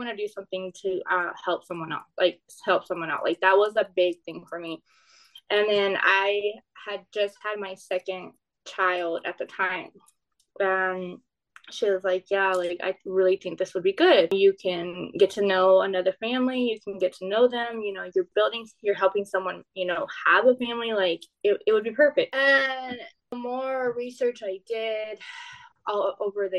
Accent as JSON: {"language": "English", "region": "South Texas", "country": "United States", "said": "I'm from South Texas"}